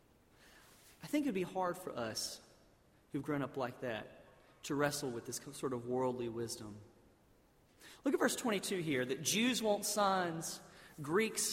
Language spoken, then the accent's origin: English; South Alabama, United States; I grew up in South Alabama, basically in a town where they had drained a swamp and put a bunch of buildings there